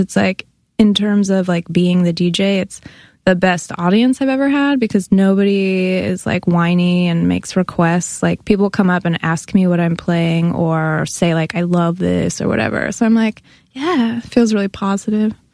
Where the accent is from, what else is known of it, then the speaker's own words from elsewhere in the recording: Bay Area, near Berkeley, California, United States; moved away as an adult; also born or lived in Santa Cruz, California; now in New York, United States; I'm from the Bay Area. I'm from a suburb near Berkeley, California